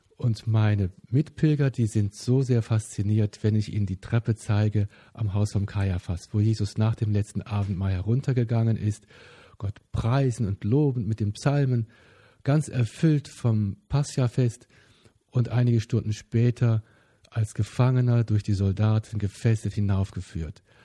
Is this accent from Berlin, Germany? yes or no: no; Bonn, North Rhine-Westphalia, Germany; Ich bin in Bonn geboren